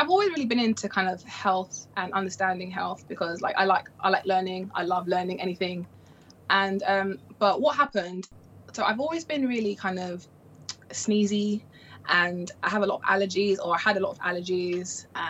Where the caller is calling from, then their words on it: London, United Kingdom; So I am in London, the UK, and yeah, over here it's pretty okay.